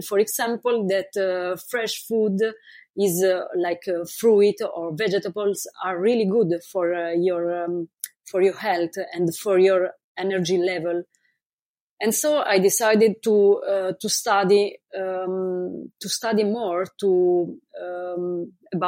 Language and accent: English; Italy; moved away as an adult; I moved from Italy almost 4 years ago. But basically, I spent most of my life in Italy